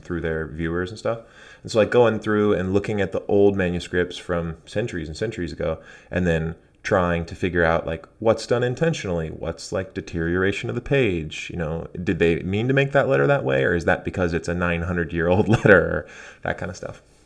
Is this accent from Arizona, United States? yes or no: yes; Arizona, United States; moved away as an adult; now in Portland, United States; I actually grew up really close to Mexico in Arizona.